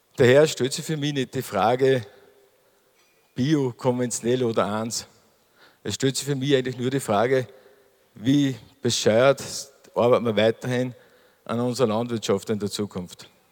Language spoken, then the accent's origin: German; Mühlviertel, Upper Austria, Austria; bei uns im Mühlviertel